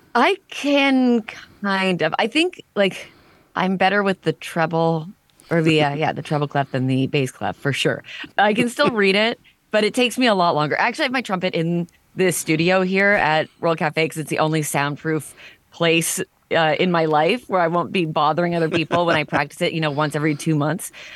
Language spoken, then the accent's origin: English; Stouffville, Ontario, Canada; also born or lived in Toronto; I was born in Toronto, then grew up in a suburb of Toronto called Stouffville